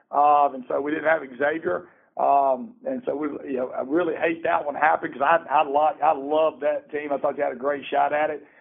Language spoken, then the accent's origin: English; Alabama, United States; now in Georgia, United States; I'm from Alabama, and I came to Georgia.